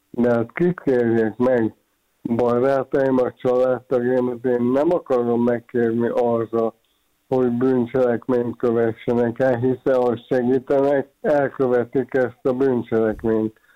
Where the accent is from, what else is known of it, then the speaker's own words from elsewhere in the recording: Hungary; Én magyar vagyok, szeretem, szeretek magyar lenni, büszke vagyok rá, szeretek Magyarországon élni.